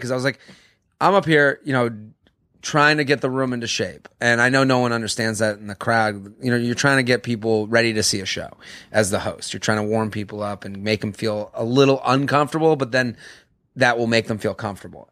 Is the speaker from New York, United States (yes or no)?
no; Boston, Massachusetts, United States; I'm from Boston